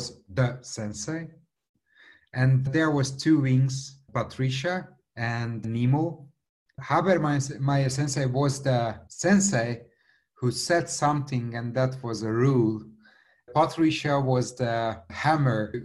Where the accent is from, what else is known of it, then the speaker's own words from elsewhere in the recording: Budapest, Hungary; English is a second language; I came from Hungary. Budapest is the capital city of Hungary